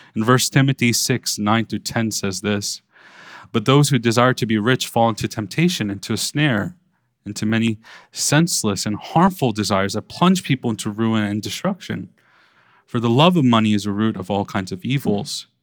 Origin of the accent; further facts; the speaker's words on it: New York City, New York, United States; growing up in Brooklyn